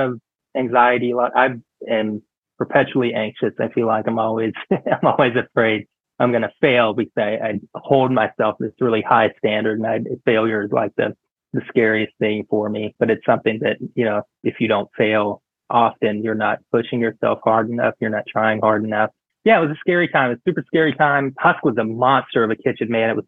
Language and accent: English; the South, United States; moved away; also born or lived in Fort Worth, Texas / New York; growing up in the South